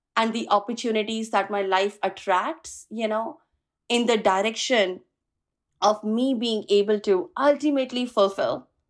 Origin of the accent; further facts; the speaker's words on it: India; moved away as an adult; now in California, United States; I am originally from India, moved to U S in the year two thousand seven to pursue my master's